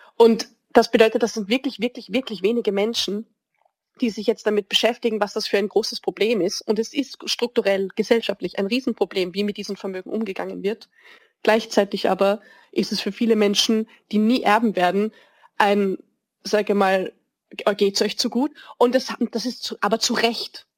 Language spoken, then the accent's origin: German; Vienna, Austria; als Wienerin